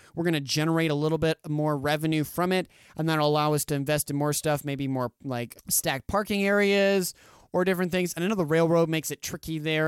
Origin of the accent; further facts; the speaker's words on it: Boise, Idaho, United States; now in Caldwell, United States; I grew up in Boise for about fifteen years.